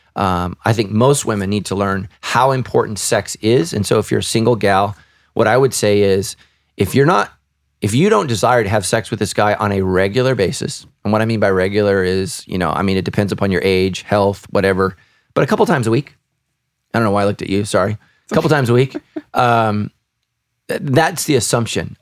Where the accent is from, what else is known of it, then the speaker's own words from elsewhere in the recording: Sacramento, California, United States; we grew up right near the Sacramento River and the American River